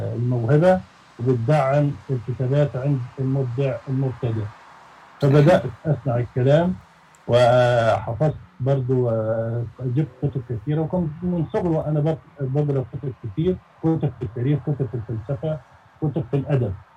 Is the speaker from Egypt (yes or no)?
yes; Egypt; احنا عندنا في مصر